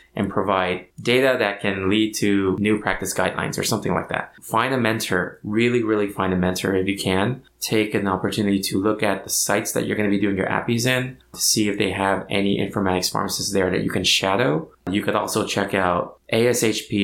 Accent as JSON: {"language": "English", "area": "Orange County", "region": "California", "country": "United States", "tie": "born or raised there", "said": "I was born and raised in Orange County"}